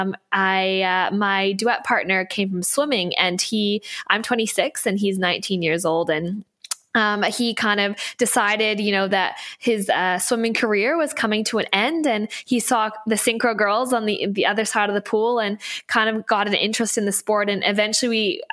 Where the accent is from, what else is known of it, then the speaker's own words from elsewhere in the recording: Canada; now in Australia; I don't have an Aussie accent. So I'm originally from Canada